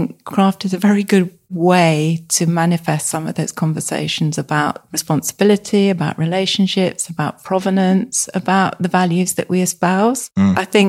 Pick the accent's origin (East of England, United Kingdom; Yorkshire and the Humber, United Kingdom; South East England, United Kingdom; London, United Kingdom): South East England, United Kingdom; moved away as an adult; now in Somerset, United Kingdom; in 2019, having lived in Hampshire all my life. So it was a very big move and it just coincided with lockdown.